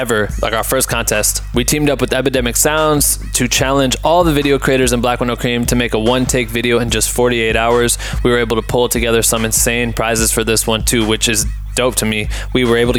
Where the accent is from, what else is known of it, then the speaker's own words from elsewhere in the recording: Iowa, United States; from my home state of Iowa